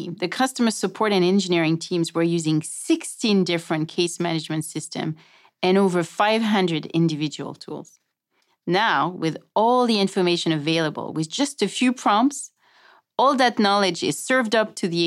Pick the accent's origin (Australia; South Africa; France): France; English is a second language; my accent. I'm French